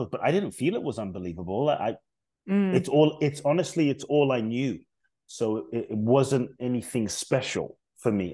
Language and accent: English; London, United Kingdom; born or raised there; also born or lived in Ghana